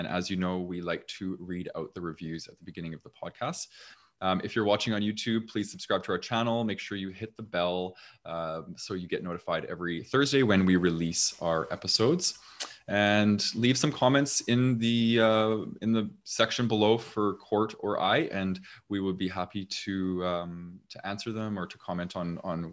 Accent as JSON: {"language": "English", "country": "Canada", "accent": "Canadian", "said": "I have a very Canadian accent, apparently."}